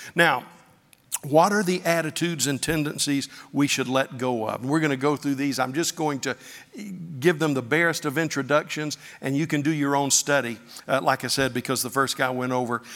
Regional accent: Pensacola Beach, Florida, United States; I grew up on Pensacola Beach

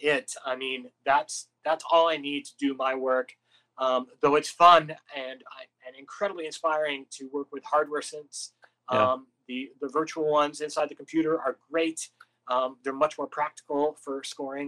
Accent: Canada; now in Los Angeles, United States; I'm from Canada

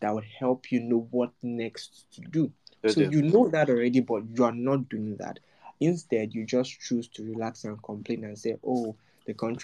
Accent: Nigeria

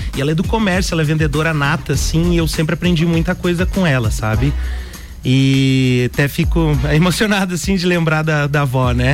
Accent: Lages, Santa Catarina, Brazil; eu nasci em Lages

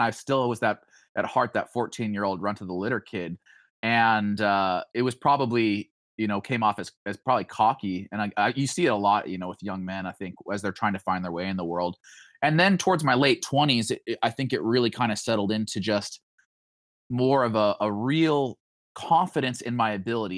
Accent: Boise, Idaho, United States; now in Springfield, United States; growing up in Idaho

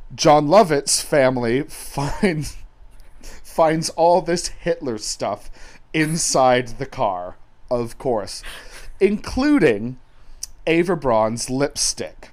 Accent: England, United Kingdom; I'm English

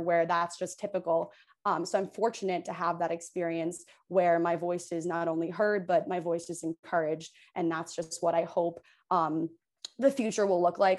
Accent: Hoboken, New Jersey, United States; also born or lived in New York City / North Carolina / Providence; I'm from Hoboken, New Jersey, uh, born and raised fifth generation

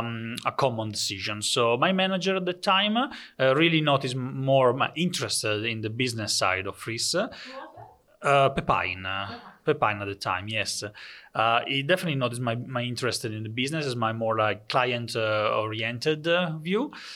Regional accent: Italy; English is a second language; moved away as an adult; now in Netherlands; so for me it was a completely different world when I came from Italy to the Netherlands. I used to work in Italy for a bank, for some offices

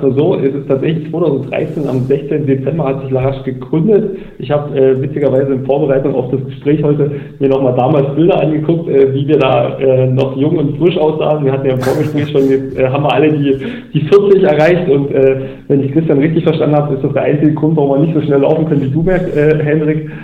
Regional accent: Bautzen, Saxony, Germany; Weil das mein Geburtsort ist

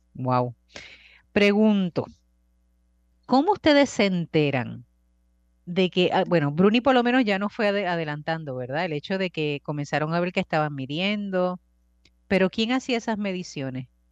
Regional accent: Bayamón, Puerto Rico; Yo soy de Bayamón, conozco las rutas

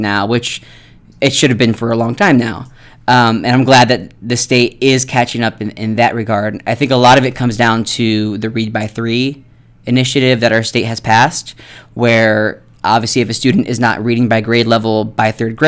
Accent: Ohio, United States; moved away as an adult; now in Nevada, United States; I'm from Ohio

